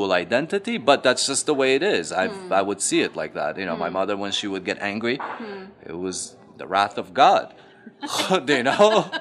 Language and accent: English; Afghanistan; moved away; I'm from Afghanistan